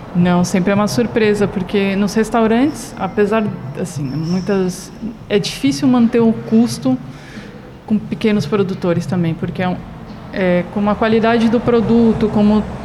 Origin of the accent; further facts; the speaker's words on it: São Paulo, Brazil; moved away; Eu sou de São Paulo